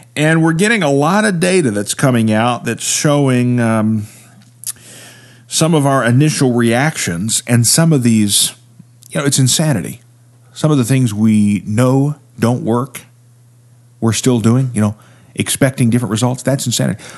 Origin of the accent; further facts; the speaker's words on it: Appalachia, United States; I'm from the Appalachian region.